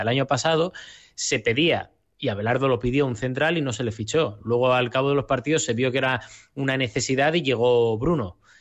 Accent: Gijón, Asturias, Spain; como gijonés y como asturiano

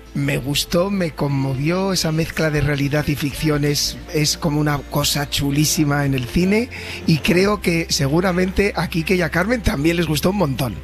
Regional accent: Valladolid, Castile and León, Spain; moved away as an adult; also born or lived in Sabadell; yo también soy nacido en Valladolid

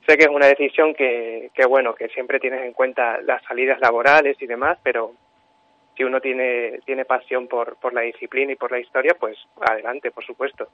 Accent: Puerto de Béjar, Castile and León, Spain; yo soy de Puerto de Béjar, pero, pero bueno, mi madre es de Montemayor del Río

